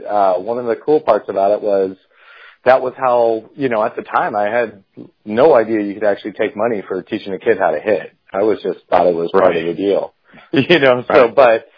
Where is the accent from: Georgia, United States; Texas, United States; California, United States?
California, United States; Redondo Beach; I was born and raised in Redondo Beach, California